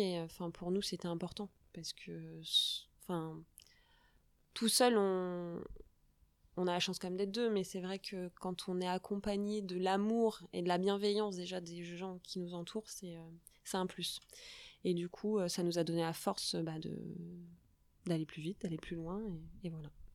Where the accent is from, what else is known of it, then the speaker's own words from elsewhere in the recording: Charente, Nouvelle-Aquitaine, France; Il fallait qu'on revienne euh, chez nous en Charente